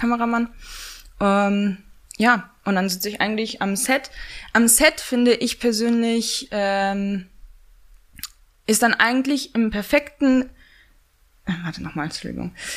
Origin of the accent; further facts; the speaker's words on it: Pomeranian Voivodeship, Poland; moved away as an adult; also born or lived in Hamburg, Germany / London, United Kingdom; now in Berlin, Germany; bin dann mit neun, sind äh, meine Mutter und ich nach Polen gezogen